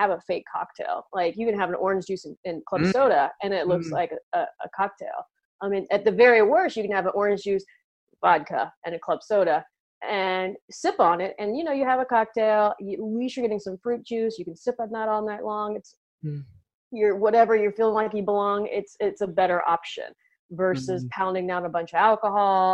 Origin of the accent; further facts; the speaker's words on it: United States; in the US, we have a holiday called Thanksgiving